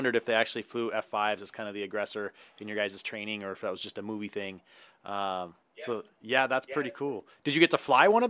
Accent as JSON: {"language": "English", "town": "Reno", "region": "Nevada", "country": "United States", "tie": "born or raised there", "said": "So I grew up in Reno, and as a kid, always went to the Fallon Naval Air Show."}